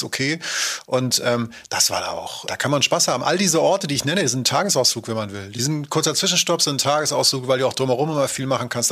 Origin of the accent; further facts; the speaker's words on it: Henstedt-Ulzburg, Schleswig-Holstein, Germany; mein Heimatort, Hinschin-Ulzburg